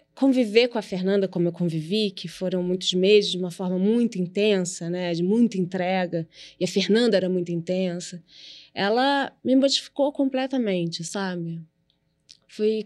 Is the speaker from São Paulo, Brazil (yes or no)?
no; Rio de Janeiro, Brazil; Eu nasci na Gávea, onde meus pais moram até hoje, no apartamento